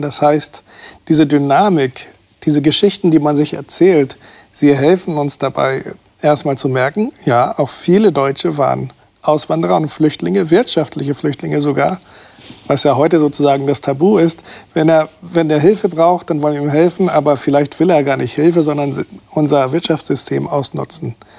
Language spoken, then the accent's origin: German; Brazil; now in Germany; Ich bin aus Brasilien